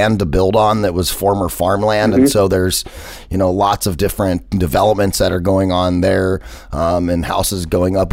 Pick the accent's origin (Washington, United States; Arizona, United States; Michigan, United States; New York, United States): Arizona, United States; Phoenix; I grew up in Metro Phoenix over by Metro Center